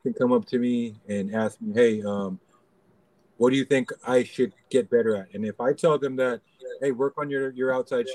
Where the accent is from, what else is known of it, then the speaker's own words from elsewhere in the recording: Los Angeles, California, United States; now in Philippines; I grew up in LA, um, Los Angeles, California